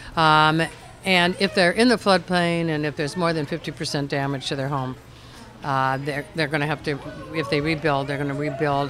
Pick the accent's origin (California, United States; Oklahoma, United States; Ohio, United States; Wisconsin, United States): Ohio, United States; Cleveland; also born or lived in Montreal; now in Houston, United States; I grew up in Cleveland